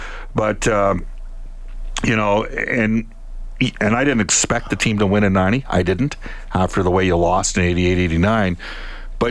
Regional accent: Canada; I'm Canadian

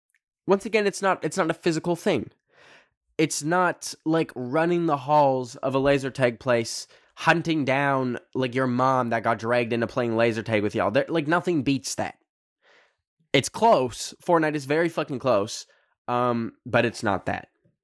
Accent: Red Deer, Alberta, Canada; I grew up in Red Deer, which is between these two big cities, Edmonton and Calgary, which are both like population a million people.

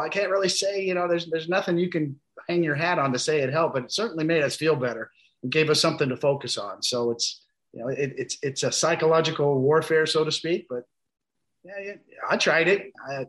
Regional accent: Kansas City, Missouri, United States; I grew up in Kansas City.

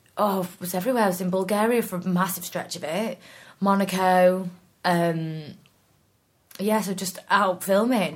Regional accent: Norwich, East of England, United Kingdom; also born or lived in York; now in South of England, United Kingdom; I'm actually from Norwich.

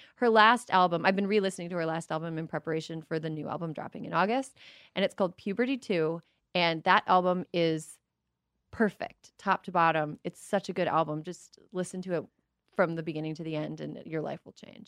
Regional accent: Wisconsin, United States; I grew up in the Minneapolis-Saint Paul area, but across the border in Wisconsin

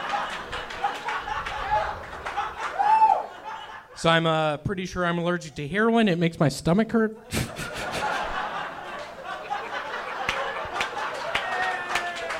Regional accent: Memphis, Tennessee, United States; moved away as an adult; also born or lived in Knoxville, Tennessee / New York; now in Los Angeles, United States; I am from Memphis, Tennessee

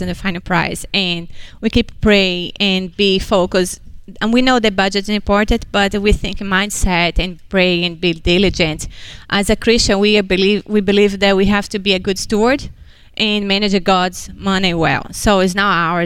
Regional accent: Brazil; moved away as an adult; now in United States; I'm from Brazil

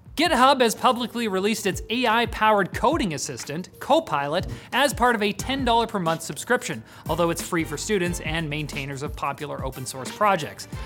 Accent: Canada; our own country

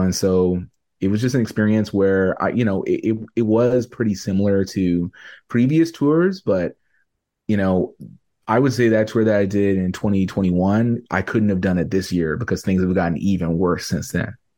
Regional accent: Canada; I'm a Canadian artist

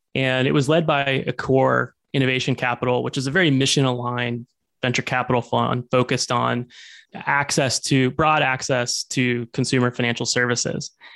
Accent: Arkansas, United States; moved away as an adult; also born or lived in Bay Area; now in Seattle, United States; I grew up in Arkansas

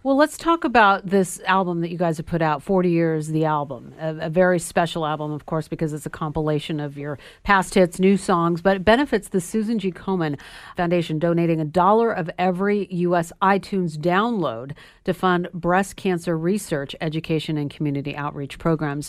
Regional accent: Sacramento, California, United States; in Sacramento, California, where I'm from

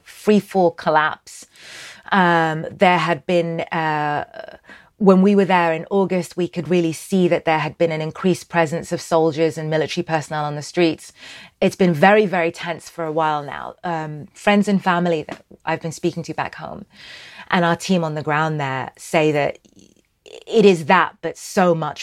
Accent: Sudan; I'm from Sudan.

